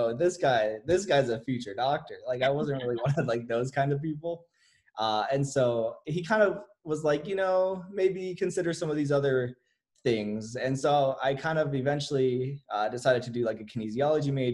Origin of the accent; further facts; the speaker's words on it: Las Vegas, Nevada, United States; I'm from Las Vegas, Nevada. I was pretty much just raised here